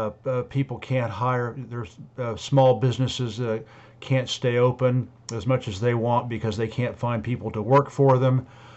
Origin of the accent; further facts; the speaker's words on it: United States; now in Europe; I am a French citizen. I'm an American and a French citizen.